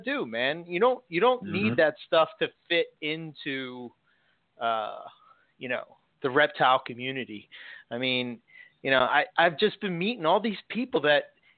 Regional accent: Philadelphia, Pennsylvania, United States; accent: Philly; my Philly accent

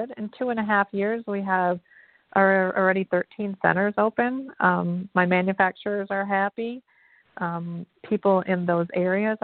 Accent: Detroit, Michigan, United States; also born or lived in Hollywood; now in Westminster, United States; I came from humble beginnings. I came from Detroit, blue collar environment

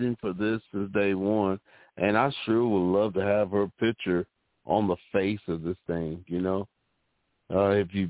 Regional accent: Tyler, Texas, United States; I'm from Tyler, Texas, and we've been celebrating Juneteenth since before I was born.

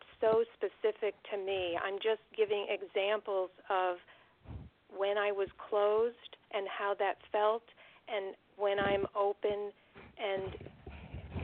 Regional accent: United States; being raised in the United States

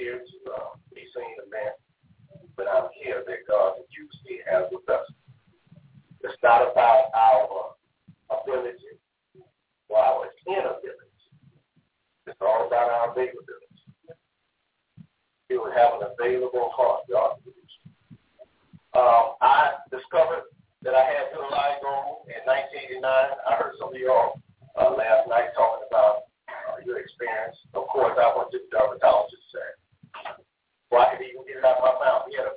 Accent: Muskegon, Michigan, United States; I'm from Muskegon, Michigan, which is a couple hours from Detroit

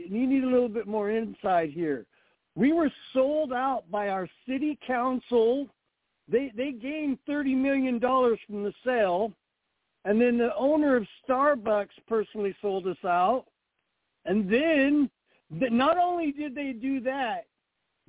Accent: Pacific Northwest, United States; We're from Northwest here

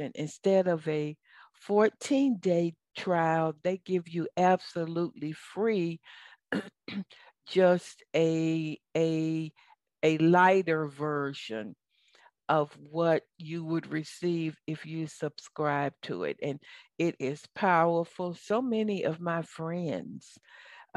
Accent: the South, United States; accent: Southern; now in Atlanta, United States; this is my Southern accent

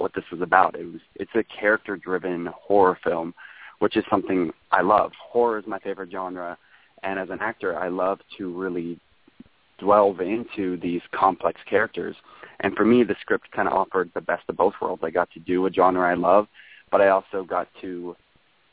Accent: Kenai, Alaska, United States; I grew up in Alaska, in a little town called Kenai

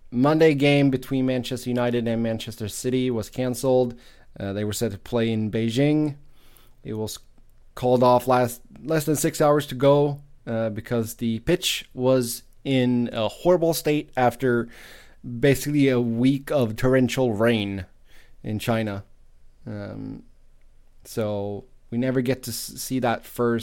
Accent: Gothenburg, Västra Götaland, Sweden; my hometown, Gothenburg, Sweden

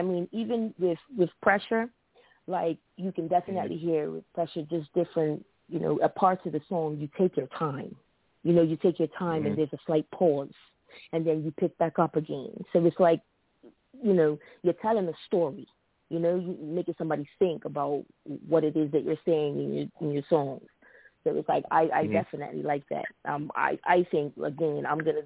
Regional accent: Bermuda; now in United States; I'm from Bermuda. Bermuda is a small tropical island, 2 hours and 15 minutes away from New York

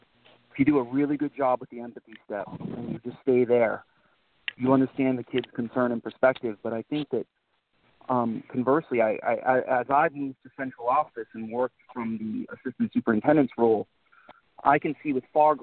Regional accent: Northern Maine, United States; I grew up in Northern Maine in a relatively affluent community for Northern Maine.

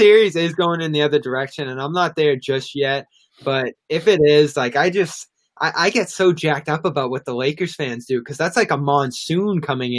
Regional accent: California, United States; We're both from California.

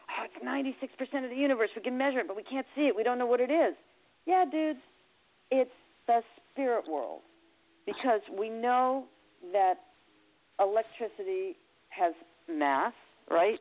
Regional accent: Westport, Connecticut, United States; also born or lived in Bridgeport, Connecticut; I was born in Bridgeport, but I grew up in Westport.

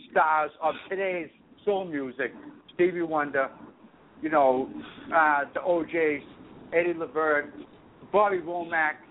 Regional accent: Boston, Massachusetts, United States; I'm from South Boston. I'm a Celtic kid

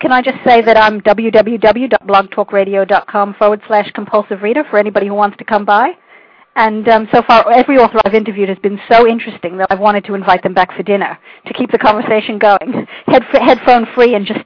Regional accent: New York, United States; also born or lived in United Kingdom; now in Australia; That's right, and and I, you know, I, I tend to define myself as a New Yorker still, even though I've been here for 18 years and lived in the UK for for about um, four.

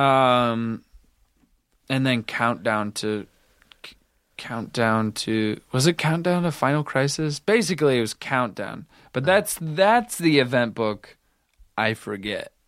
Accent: the Hawkeye State, Iowa, United States; I come from the Hawkeye state

